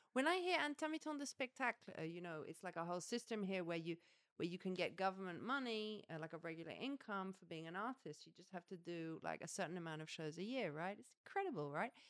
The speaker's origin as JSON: {"language": "English", "region": "England", "country": "United Kingdom", "moved": "as an adult", "lives_now": "France", "said": "I'm English"}